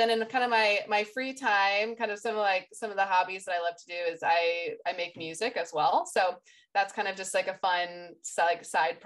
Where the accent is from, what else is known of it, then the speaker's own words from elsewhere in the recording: United States; moved away as an adult; also born or lived in Nashville, Tennessee / Sweden; now in London, United Kingdom; I'm from the US too